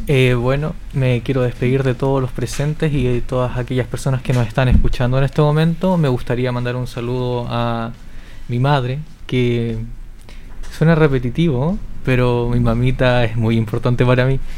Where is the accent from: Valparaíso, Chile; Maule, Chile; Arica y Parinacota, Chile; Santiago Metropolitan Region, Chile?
Maule, Chile; Linares